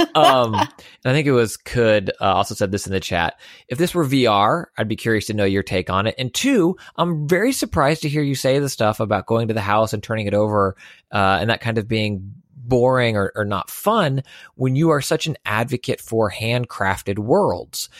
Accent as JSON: {"language": "English", "town": "Houston", "region": "Texas", "country": "United States", "tie": "born or raised there", "said": "born and raised in Houston"}